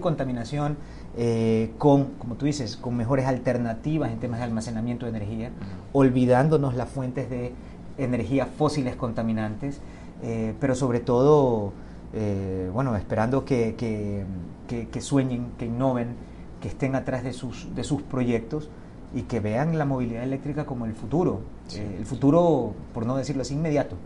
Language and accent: Spanish; Ecuador; como ecuatoriano lo digo